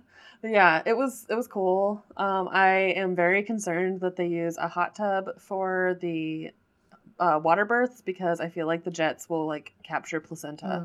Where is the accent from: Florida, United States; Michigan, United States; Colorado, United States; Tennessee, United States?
Colorado, United States; I grew up in Colorado and I cannot ski